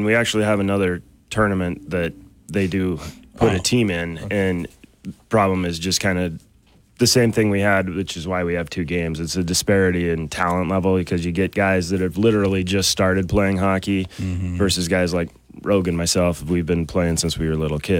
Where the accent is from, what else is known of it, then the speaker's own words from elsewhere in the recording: Great Falls, Montana, United States; now in Missoula, United States; we're both from Great Falls originally, and we grew up and we used to go watch the Guns and Hoses hockey game in Great Falls